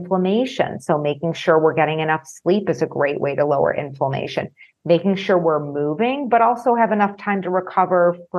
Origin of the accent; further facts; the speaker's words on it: Chicago, Illinois, United States; I'm from Chicago